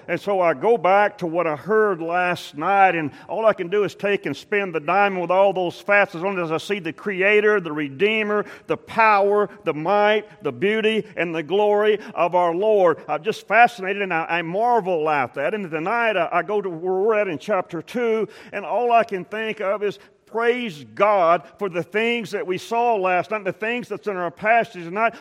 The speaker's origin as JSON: {"language": "English", "region": "South Texas coast", "country": "United States", "tie": "born or raised there", "said": "I grew up on the South Texas coast, and Port O'Connor was, was close."}